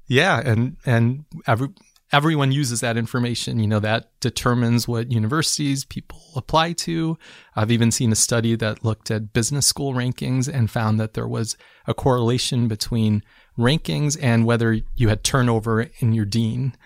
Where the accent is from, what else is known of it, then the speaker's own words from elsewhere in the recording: Chicago, Illinois, United States; I'm from Chicago